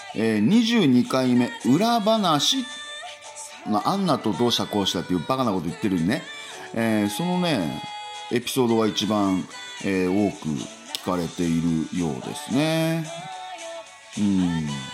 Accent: Kamisunagawa, Hokkaido, Japan; also born or lived in Sapporo; 私その子供の頃炭鉱長屋に住んでましてね

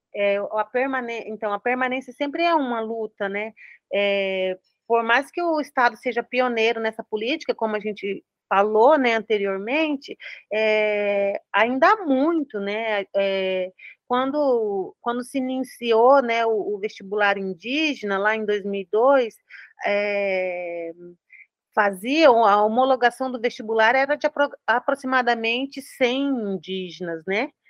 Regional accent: Paraná, Brazil; eu sou aqui do Paraná

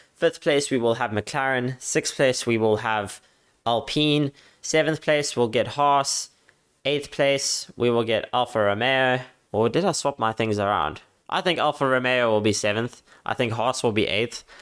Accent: Cape Town, Western Cape, South Africa; my hometown

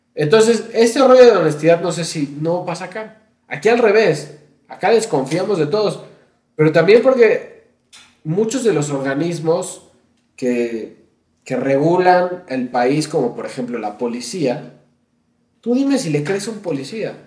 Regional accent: Mexico; los mexicanos

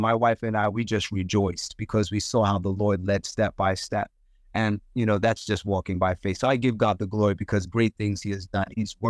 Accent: Zimbabwe; I would love to start a school in the village that I grew up in Zimbabwe

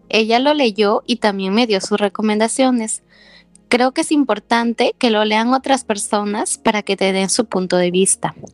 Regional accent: La Arena, Piura, Peru; Bueno, yo soy de La Arena, Piura. Estudié en la Universidad Nacional de Piura

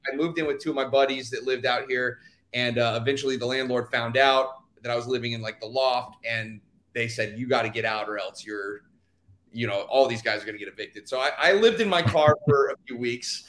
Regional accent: Houston, Texas, United States; moved away as an adult; I'm originally from Houston, Texas, and uh, I grew up there 18 years

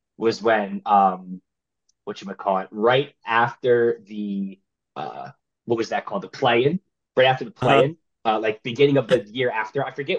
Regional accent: New Jersey, United States; I'm from Jersey.

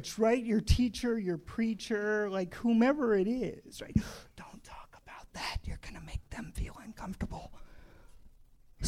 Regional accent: Indiana, United States; I grew up in Indiana

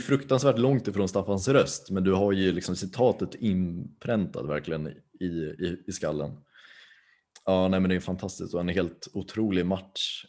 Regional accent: Tyresö, Stockholm County, Sweden; jag är från Tyresö, Stockholms län. Så jag är stockholmare

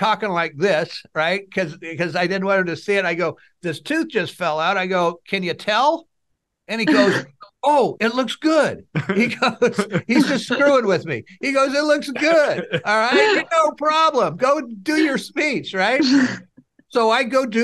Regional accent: Fresno, California, United States; I'm from Fresno. I was born and raised here.

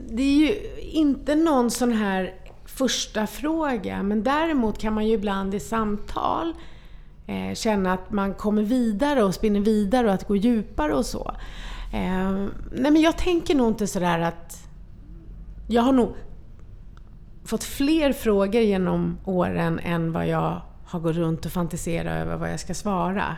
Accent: Sweden; jag föddes här i Sverige

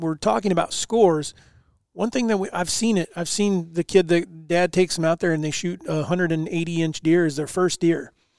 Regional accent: East Coast, United States; I grew up on the East Coast, and where if it had an antler, you know, you shoot it.

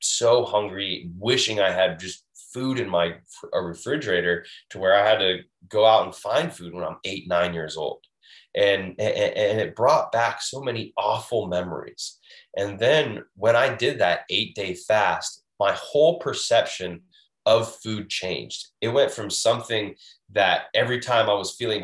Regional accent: Washington, United States; now in Florida, United States; I'm originally from Washington State, where you can just pour right out of the sink

